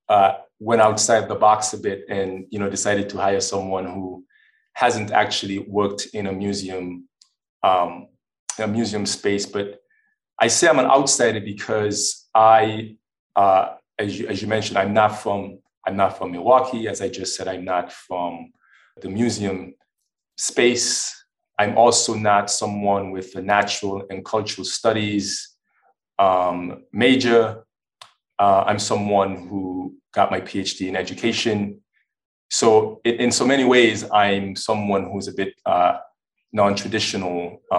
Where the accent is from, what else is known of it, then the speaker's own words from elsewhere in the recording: U.S. Virgin Islands; also born or lived in Maine / Washington / Oklahoma; now in Wisconsin, United States; I'm originally from the Virgin Islands. Uh, I lived in Maine. I lived in Washington. Um, I lived in Oklahoma